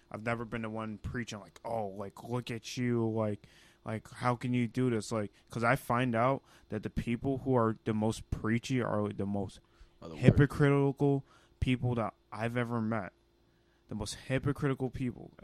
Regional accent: Ghana; i'm ghanaian you know that's my home country that's where i'm from that's where i originate

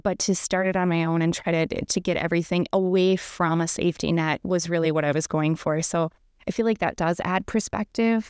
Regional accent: Minot, North Dakota, United States; I grew up in Minot, North Dakota

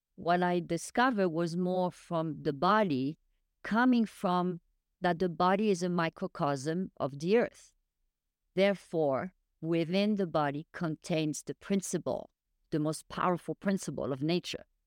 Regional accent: France; moved away; I was raised in France

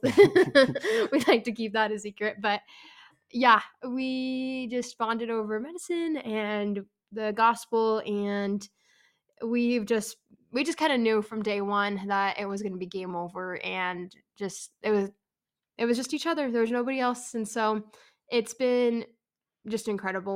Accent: San Francisco, California, United States; moved away; also born or lived in Provo, Utah; I am from San Francisco, California

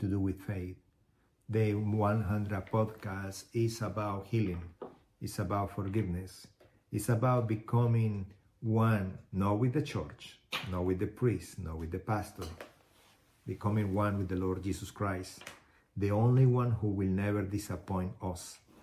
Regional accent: Colombia; moved away as an adult; also born or lived in Houston, United States; now in United States; I was born in Colombia in 1975. Been in the United States since 2001

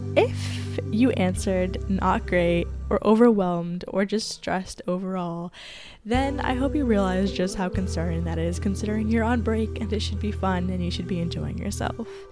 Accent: Canada; I am not in my home country, which I guess would be Canada

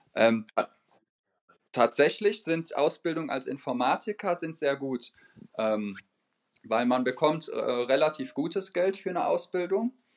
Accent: Dortmund, North Rhine-Westphalia, Germany; first language German; now in Frankfurt, Germany; da wo ich herkomme, aus der äh, Region Dortmund, da spricht man zum Beispiel anderes Deutsch, als äh, wie man es hier in Frankfurt sprechen würde.

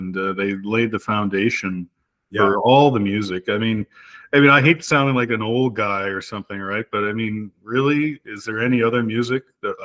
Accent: Montreal, Quebec, Canada; moved away as an adult; now in Manotick, Canada; We moved here in 1999 from Montreal. I grew up in Montreal, Quebec

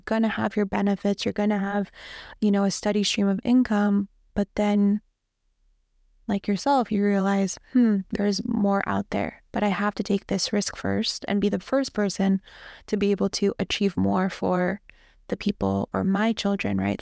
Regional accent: Toms River, New Jersey, United States; I grew up in Tom's River, New Jersey

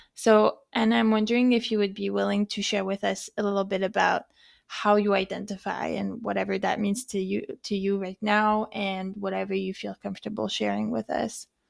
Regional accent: France; accent: French; moved away; also born or lived in Canada; I'm both from France, maybe you can hear it in the way that I speak, and I'm also Canadian

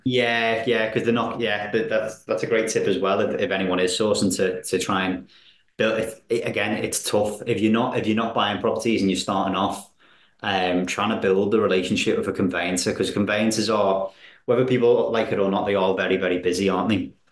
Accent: Wallasey, North West England, United Kingdom; I'm from Wallasey, you see, so I, I that's where I live

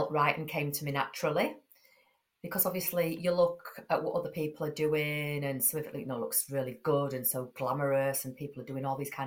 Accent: Yorkshire and the Humber, United Kingdom; I'm from Yorkshire, I speak how I speak, it's no good trying to kind of put this voice on and this posh accent if I haven't got it

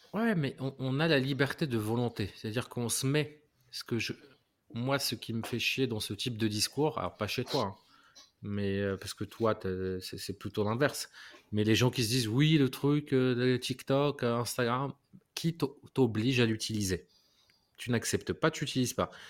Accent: Morocco; moved away; je viens du Maroc

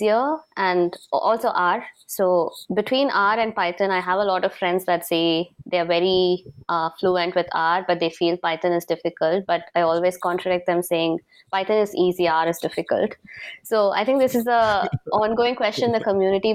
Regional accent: Chennai, Tamil Nadu, India; first language Tamil; English is a second language; now in Singapore; I'm a Tamilian, and I'm actually brought up in the south part of India. So my base is Chennai, and Tamil is my mother tongue.

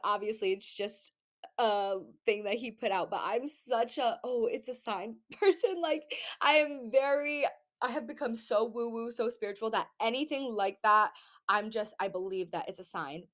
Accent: New England, United States; all of my family is here in Massachusetts, Rhode Island, like everybody is here

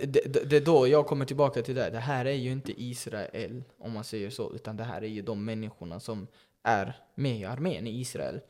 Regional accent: Sweden; nu lever jag i Sverige som invandrare, som flykting, kom mm. hit när jag var fyra

